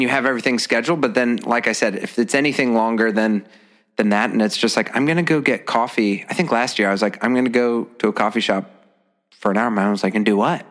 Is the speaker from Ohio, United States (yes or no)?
yes; Ohio, United States; moved away as an adult; also born or lived in Columbus, Ohio / North Canton, Ohio / Pittsburgh, Pennsylvania; now in Brooklyn, New York, United States; I grew up in Columbus, moved to North Canton, northeastern Ohio in like fourth grade